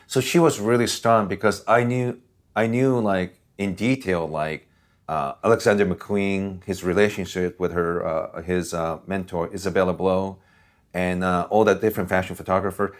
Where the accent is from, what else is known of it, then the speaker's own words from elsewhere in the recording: Osaka, Japan; also born or lived in Washington State, United States; now in Los Angeles, United States; where I grew up in Japan, I didn't live too far from Red Light District in Osaka, Japan.